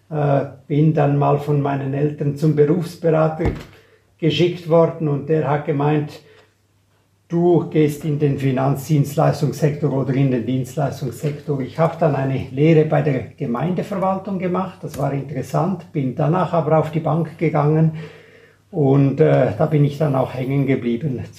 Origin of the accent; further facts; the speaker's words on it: Graubünden, Switzerland; also born or lived in Geneva; Ich bin in der Schweiz aufgewachsen, geboren übrigens auch in Genf.